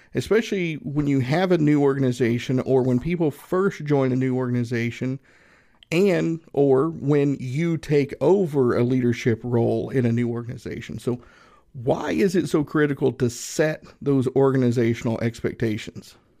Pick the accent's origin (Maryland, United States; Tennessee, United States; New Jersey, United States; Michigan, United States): Tennessee, United States; Northeast; I grew up in Northeast Tennessee, about, mm, maybe an hour and a half, two hours from Gatlinburg